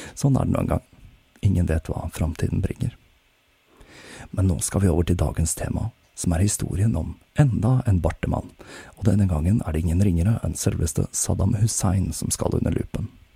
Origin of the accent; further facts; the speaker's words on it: Oslo, Norway; jeg har flyttet tilbake til min hjemby Oslo